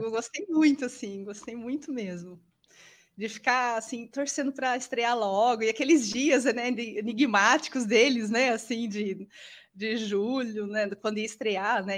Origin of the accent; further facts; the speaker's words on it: Leme, São Paulo, Brazil; also born or lived in Rio Claro; nasci em Leme, em 77